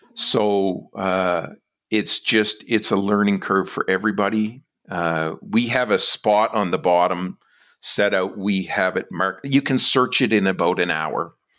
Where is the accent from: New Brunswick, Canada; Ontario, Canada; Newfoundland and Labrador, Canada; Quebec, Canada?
New Brunswick, Canada; moved away as an adult; now in West Coast, Canada; I'm from New Brunswick